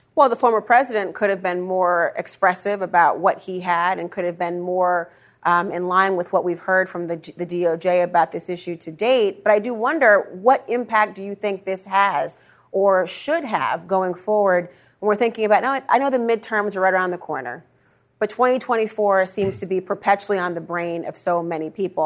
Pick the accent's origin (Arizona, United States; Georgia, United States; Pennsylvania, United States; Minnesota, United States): Minnesota, United States; I'm from Minnesota